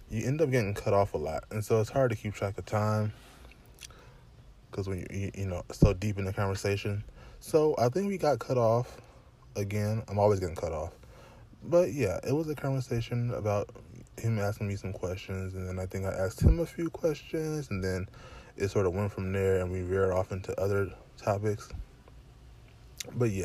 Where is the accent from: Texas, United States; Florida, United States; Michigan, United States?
Michigan, United States; I'm from Michigan